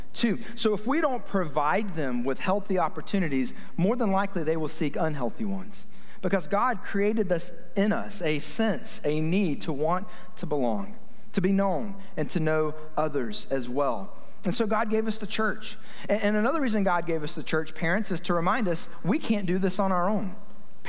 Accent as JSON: {"language": "English", "town": "Kennesaw", "region": "Georgia", "country": "United States", "tie": "born or raised there", "said": "30 years ago, growing up in Kennesaw"}